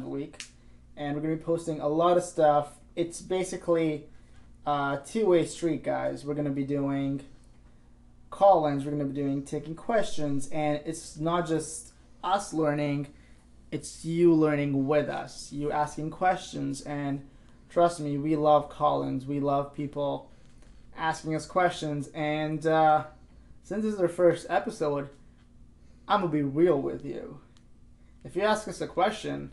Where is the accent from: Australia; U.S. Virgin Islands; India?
India; moved away as an adult; now in Vancouver, Canada; I was born in India, actually. I was born in a town